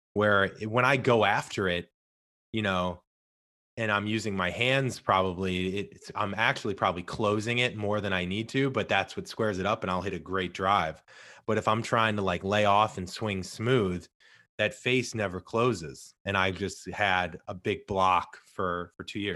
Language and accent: English; St. Louis, Missouri, United States; I'm originally from Saint Louis